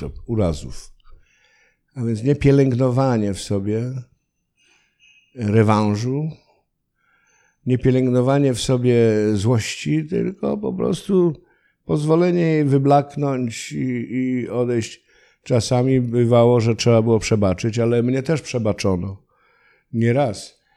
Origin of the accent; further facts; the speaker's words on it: Silesian Voivodeship, Poland; accent: Silesian (gwara); Ja też w moich stronach y, byłem chowany w takim duchu obowiązkowości